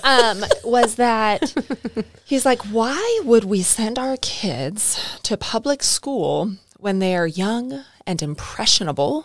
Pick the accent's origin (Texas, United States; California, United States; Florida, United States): California, United States; now in Arkansas, United States; I grew up in California